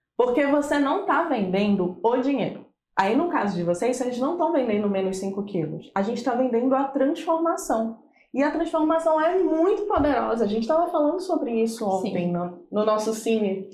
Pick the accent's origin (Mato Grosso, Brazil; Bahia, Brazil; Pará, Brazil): Pará, Brazil; now in Santos, Brazil; Eu sou assistente social de formação pela Federal do Pará, inclusive não sou de Santos, sou importada